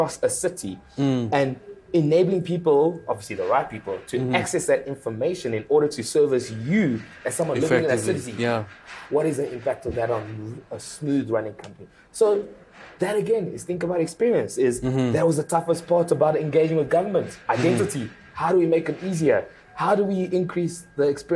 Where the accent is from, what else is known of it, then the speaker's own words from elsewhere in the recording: Pretoria, Gauteng, South Africa; English is a second language; also born or lived in Democratic Republic of the Congo / Belgium; coming to South Africa, grew up in Pretoria, primary school, high school